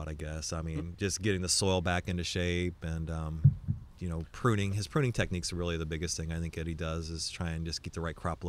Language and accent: English; Champaign, Illinois, United States; now in Sonoma County, United States; It's a lot like Central Illinois. I grew up around Champaign, Illinois, in farm country.